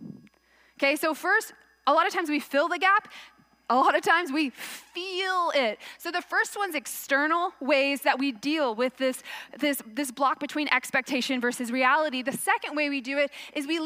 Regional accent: Texas, United States; moved away; I'm from Texas

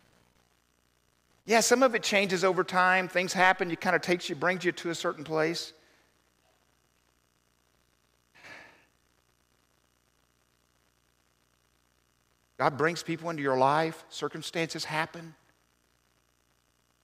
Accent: Arkansas, United States; growing up in the South, everybody knew Jesus. I mean, I don't know of any other religion

